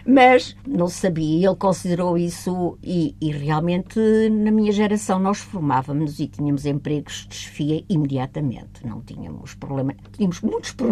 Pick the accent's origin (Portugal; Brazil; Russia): Portugal; Évora, Alentejo; born there; Sim, em Évora.